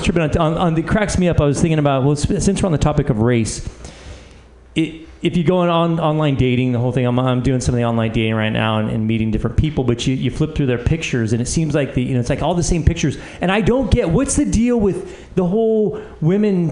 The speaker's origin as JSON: {"language": "English", "town": "Oakland", "region": "California", "country": "United States", "tie": "born or raised there", "said": "I grew up in the East Bay in Oakland, and the Bay Area is multicultural."}